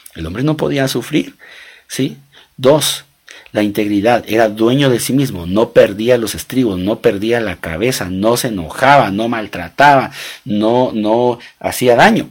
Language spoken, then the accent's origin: Spanish; Guatemala; yo soy guatemalteco, mi esposa guatemalteca, nos casamos en Guatemala, tuvimos nuestros hijos en Guatemala.